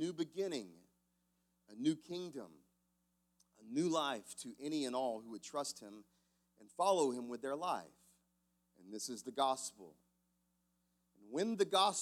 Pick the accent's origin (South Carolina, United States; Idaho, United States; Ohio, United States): South Carolina, United States; Growing up in South Carolina